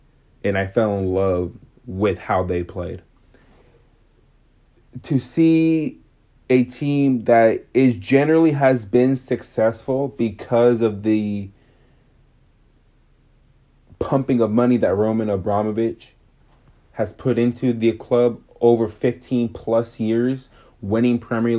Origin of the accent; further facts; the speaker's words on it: United States; I'm American.